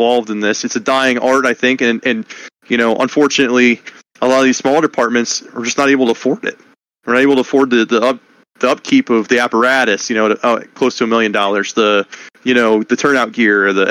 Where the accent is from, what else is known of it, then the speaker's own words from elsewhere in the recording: Roulette, Pennsylvania, United States; also born or lived in Northern Dauphin County, Pennsylvania; now in Dauphin County, United States; I'm from Rowlett in Potter County and I'm living now in Northern Dauphin County